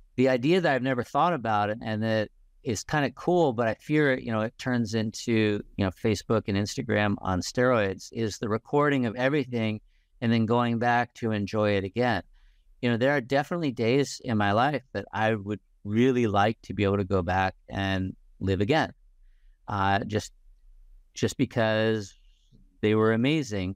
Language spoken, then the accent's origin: English; Indiana, United States; I grew up in Indiana